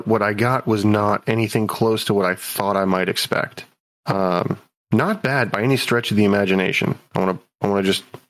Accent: United States; as an American

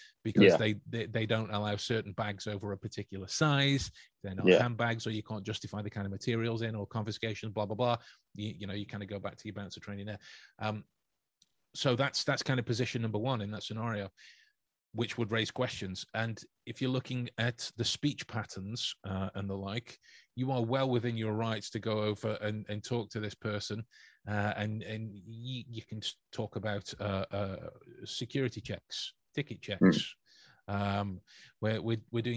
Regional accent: England, United Kingdom; I wouldn't stand out as the Englishman

